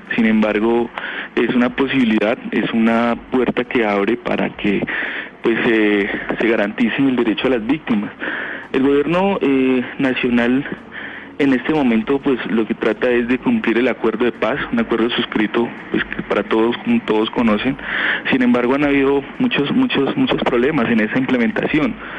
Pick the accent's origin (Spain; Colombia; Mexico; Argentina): Colombia; Putumayo; Yo soy de la región de Putumayo